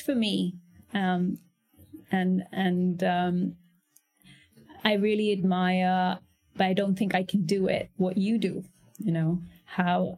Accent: Moradabad, Uttar Pradesh, India; also born or lived in Firozabad; My family's from UP, and I grew up, I was born in Muradabad

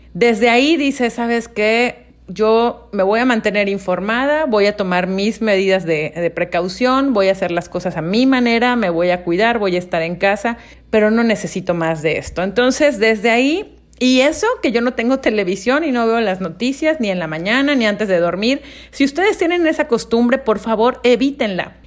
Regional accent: Mérida, Yucatán, Mexico; yo nací en Mérida, Yucatán

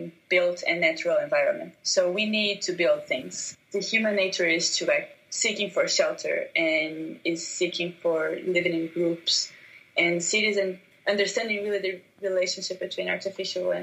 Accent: Curitiba, Paraná, Brazil; English is a second language; also born or lived in New York City; now in Curitiba, Brazil; I was born in Curitiba, which is a town in Brazil

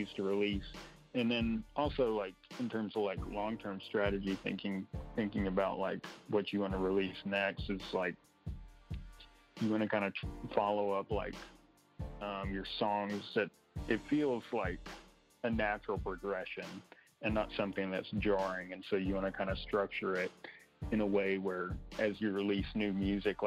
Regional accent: Kilgore, Texas, United States; moved away as an adult; now in Bentonville, United States; I'm from Kilgore, Texas, which is around Longview and Tyler

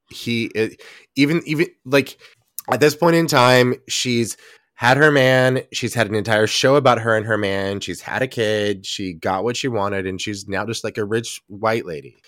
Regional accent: Texas, United States; now in New York, United States; I grew up in Texas

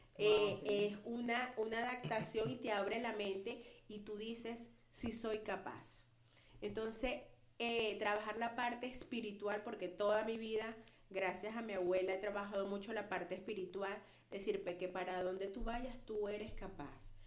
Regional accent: Venezuela; moved away as an adult; now in Florida, United States; originalmente de Venezuela

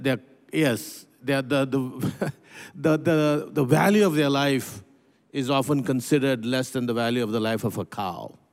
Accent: Pune, Maharashtra, India; also born or lived in North India; I grew up in India. I was, uh, uh, born in, uh, uh, in a city called Pune, very close to what used to be known as Bombay, Mumbai.

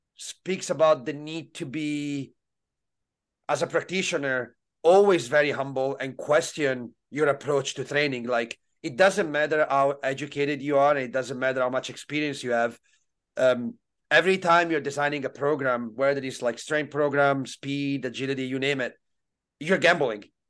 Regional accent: Italy; growing up in Italy, especially uh, in the late '90s, early 2000s

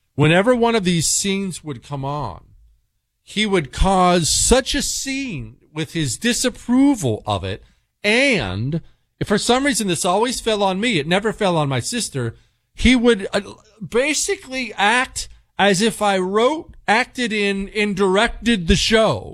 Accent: Bozeman, Montana, United States; also born or lived in Ohio; I grew up in Bozeman, Montana. Well, we moved fr-, from Ohio to Montana when I was ten

